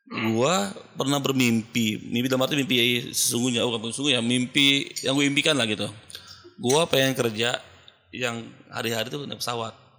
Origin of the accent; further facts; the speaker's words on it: Jakarta, Indonesia; gue kan orang Jakarta kan SKSD lah ya